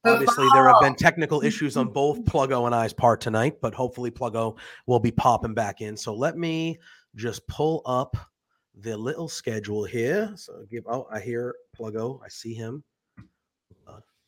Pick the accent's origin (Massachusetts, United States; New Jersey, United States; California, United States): Massachusetts, United States; I'm from Massachusetts. That's where I grew up